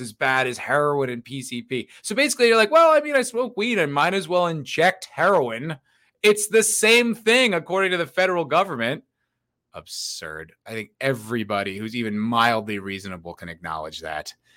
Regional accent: New Jersey, United States; now in Austin, United States; I'm from New Jersey

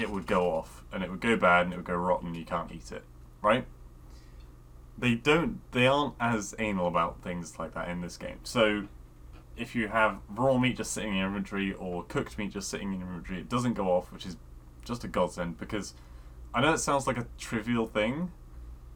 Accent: United Kingdom; I was being British

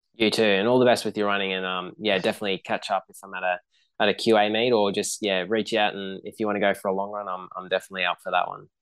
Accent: Brisbane, Queensland, Australia; growing up in Brisbane, and then I had grandparents living down the coast

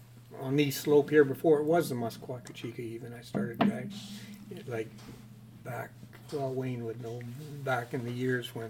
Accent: Whitehorse, Yukon, Canada; moved away as an adult; also born or lived in British Columbia; now in Alberta, Canada; originally I come from the Yukon. I was born and raised up there by Whitehorse, outside of Whitehorse

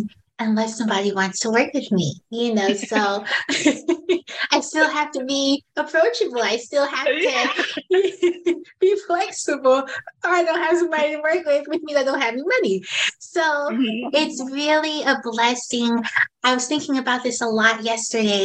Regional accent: San Francisco, California, United States; now in San Bruno, United States; I'm from San Francisco

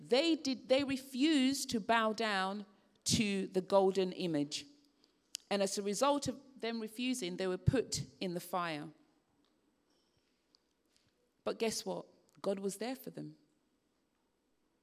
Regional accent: Sierra Leone; I remember growing up in Sierra Leone

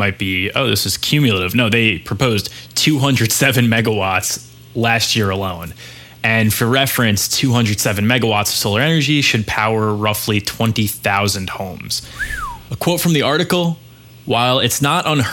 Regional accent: New York City, New York, United States; I'm a little New York centric on this one. So I know this is a big weekend for my hometown

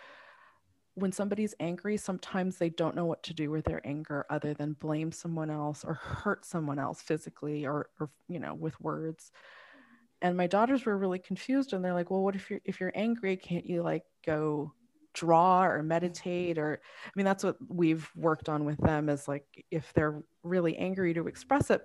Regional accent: United States; I was born here, I'm still viewed as Asian first

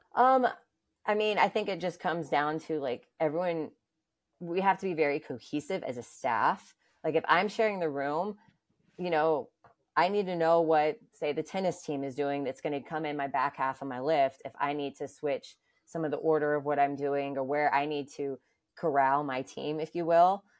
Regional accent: Atlanta, Georgia, United States; moved away as an adult; now in New York, United States; I'm originally from Atlanta, Georgia.

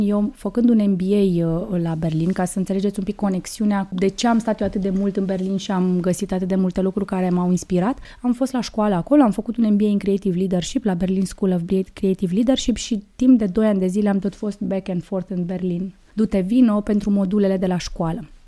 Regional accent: Suceava, Suceava County, Romania; moved away as an adult; now in Bucharest, Romania; eu fiind născută în Suceava, acesta este orașul meu natal

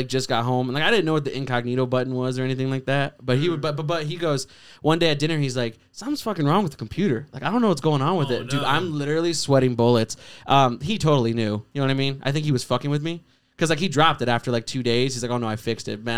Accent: Avondale, Arizona, United States; I grew up in Avondale

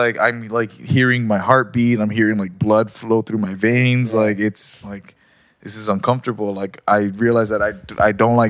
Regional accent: Rosarito, Baja California, Mexico; being with my family in Rosarito and stuff that like I noticed that like I was getting scared to be in my hometown

